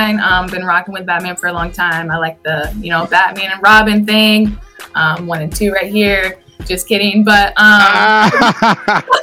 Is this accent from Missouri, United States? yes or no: yes; Mexico, Missouri, United States; I was born and raised in Missouri. I've lived in Missouri my whole life, and grew up in Mexico for a long time